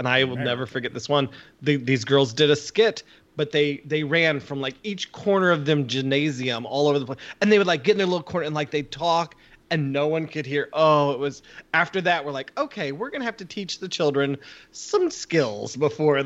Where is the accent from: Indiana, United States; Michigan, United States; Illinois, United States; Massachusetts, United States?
Illinois, United States; Southern; I grew up in Southern Illinois